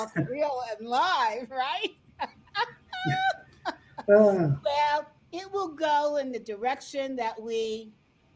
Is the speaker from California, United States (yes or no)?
no; New Jersey, United States; now in Colorado, United States; girl from Jersey